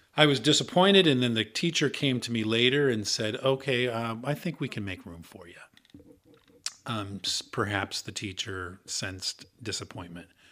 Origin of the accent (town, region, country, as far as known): Iowa, United States; born or raised there; moved away; also born or lived in Minneapolis